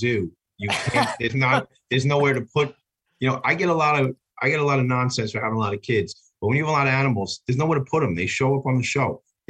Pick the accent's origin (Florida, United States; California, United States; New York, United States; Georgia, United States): New York, United States; Long Island; Long Island, my hometown